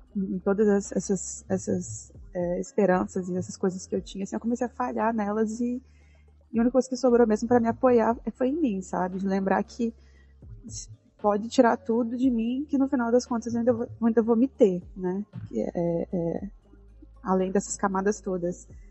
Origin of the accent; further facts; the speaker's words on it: Brazil; como boa brasileira